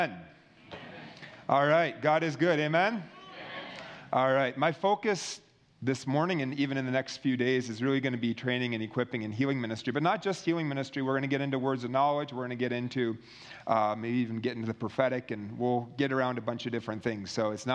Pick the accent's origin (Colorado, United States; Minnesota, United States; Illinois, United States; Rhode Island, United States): Minnesota, United States; I was in my home state in Minnesota where I'm from